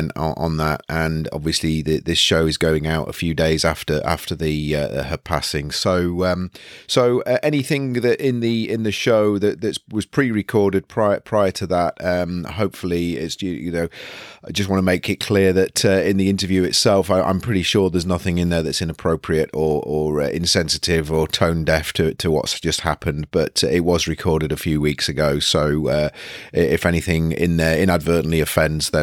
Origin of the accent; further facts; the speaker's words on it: United Kingdom; as a British citizen